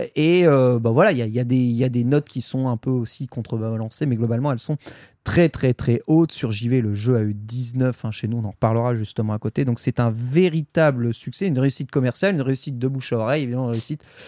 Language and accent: French; France; chez nous en France